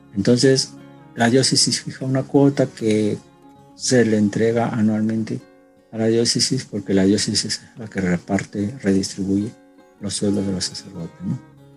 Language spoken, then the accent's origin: Spanish; Peru; now in Japan; que en su mayoría somos peruanos